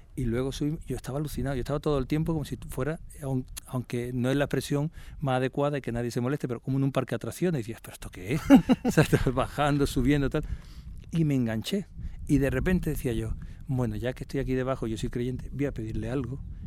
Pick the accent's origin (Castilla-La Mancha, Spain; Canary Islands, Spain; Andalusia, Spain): Andalusia, Spain; Cádiz; yo no soy de Andújar, soy de Cádiz